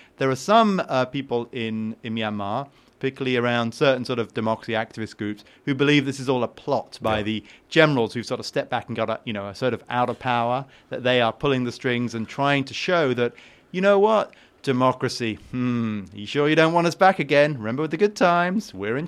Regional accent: United Kingdom; I am British, and I'm part of the evil imperialist.

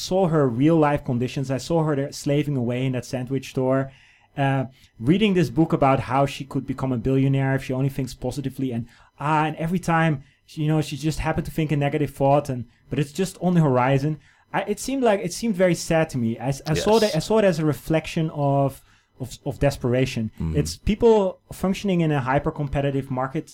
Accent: Netherlands; now in China; a Dutch person, my home country

